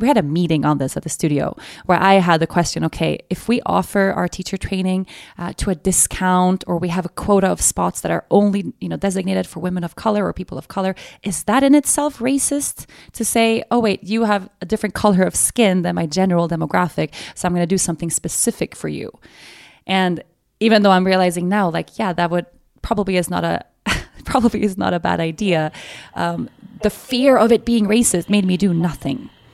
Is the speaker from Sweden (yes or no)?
yes; Stockholm, Stockholm County, Sweden; born and raised in Sweden